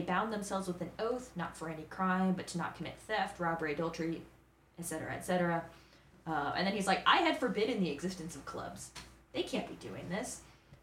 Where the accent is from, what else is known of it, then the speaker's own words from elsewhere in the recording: Kansas, United States; now in Georgia, United States; I am from Kansas